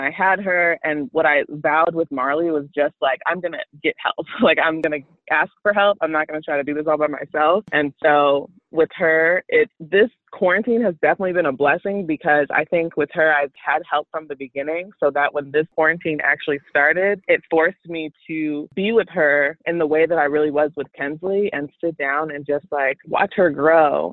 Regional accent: Chicago, Illinois, United States; also born or lived in Houston, Texas; I am from Chicago

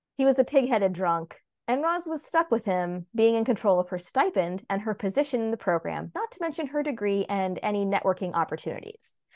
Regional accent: United States; as an American

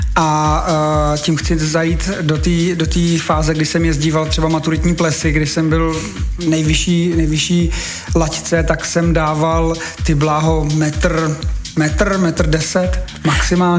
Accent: Bohemia, Czechia; also born or lived in České Budějovice; tady u nás v Čechách máme spoustu mistrů

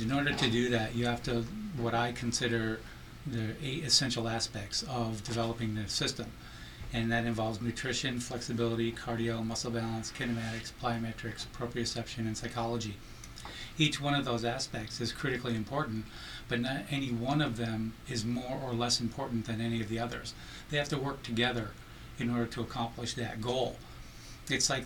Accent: Ithaca, New York, United States; now in Las Vegas, United States; Ithaca, New York, which is upstate, up there in the Finger Lakes region. It's my hometown, and now I live in Las Vegas

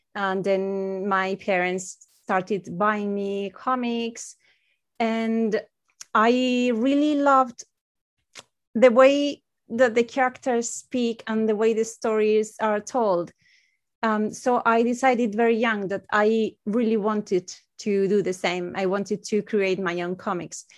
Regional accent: Spain; English is a second language; I'm from Spain

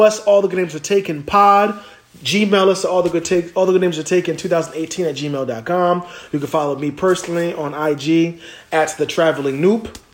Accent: near Cherry Hill, New Jersey, United States; I'm not really from Cherry Hill. I'm, I'm just near it

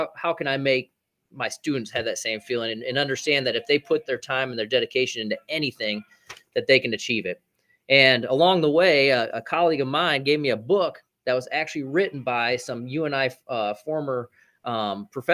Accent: Fort Dodge, Iowa, United States; We're right in the middle of the country, man, Fort Dodge, Iowa. Born and raised here

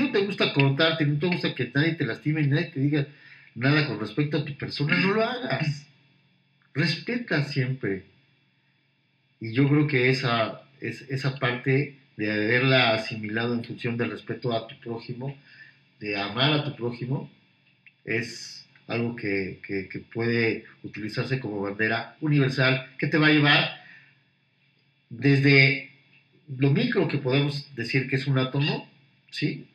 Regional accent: Puebla, Mexico; also born or lived in Mexico City; yo nací en Puebla, pero volví, un año de mi vida, mi primer año de vida lo viví en México, regresaron a Puebla y aquí me quedé todo

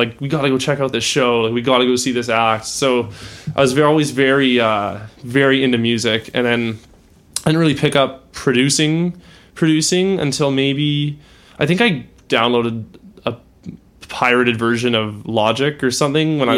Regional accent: Calgary, Alberta, Canada; moved away as an adult; also born or lived in Ottawa; So I was born in Ottawa. I didn't live there for very long. I moved to Calgary probably when I was a year old. Did all my schooling there up until I was 18.

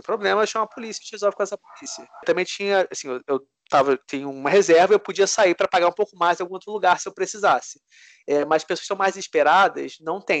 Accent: Brazil; moved away as an adult; also born or lived in United States; now in Paris, France; sou brasileiro, cheguei aqui da França agora, procuro um apartamento

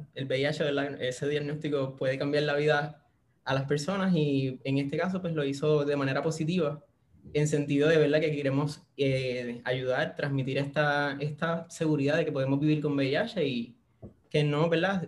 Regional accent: Puerto Rico; Soy de la Isla del Encanto, acá de Puerto Rico

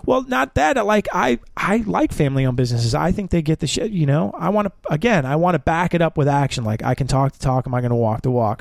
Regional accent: Chicago, Illinois, United States; I'm from Chicago

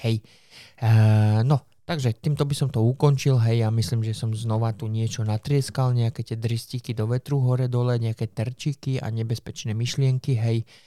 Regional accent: Slovakia; som zo Slovenska

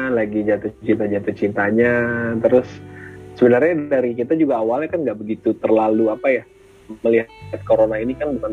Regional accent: Tangerang, Banten, Indonesia; also born or lived in Jakarta; sebenarnya bukan orang asli Jakarta juga sih gue aslinya Tangerang sebenarnya cuma lahir di Jakarta

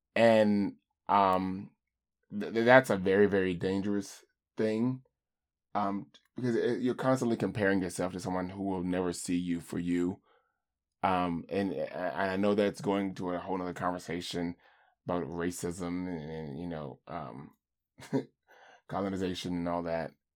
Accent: the South, United States; I grew up in the South or in a rural community

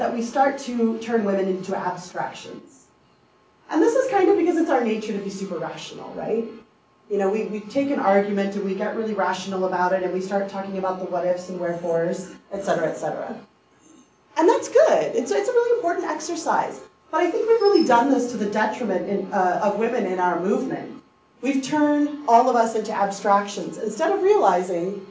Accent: United States; as American women

